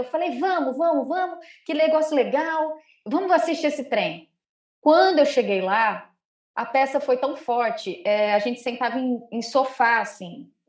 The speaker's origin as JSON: {"language": "Portuguese", "region": "Rio de Janeiro", "country": "Brazil", "said": "eu sou do Rio de Janeiro, cantora e compositora"}